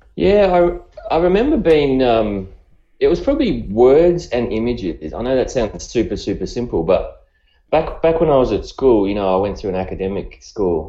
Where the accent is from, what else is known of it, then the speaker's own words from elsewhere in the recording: Australia; accent: Australian; by the accent, you can probably tell I'm I'm I'm from Australia